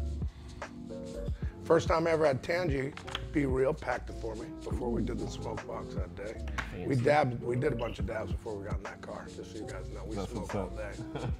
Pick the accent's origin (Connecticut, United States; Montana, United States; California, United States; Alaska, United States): Connecticut, United States; West Hartford; moved away as an adult; also born or lived in San Diego / Virginia; I grew up in West Hartford with a bunch of cool people.